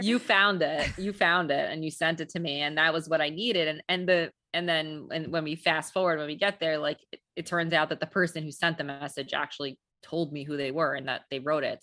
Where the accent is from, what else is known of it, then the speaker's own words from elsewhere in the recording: New York City, New York, United States; I'm a New Yorker